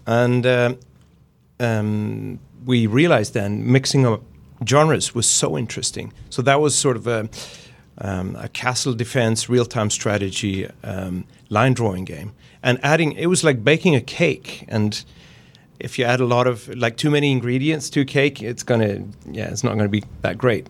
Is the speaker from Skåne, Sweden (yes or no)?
no; Gothenburg, Västra Götaland, Sweden; I'm from Gothenburg in Sweden, and that's the pun capital of the world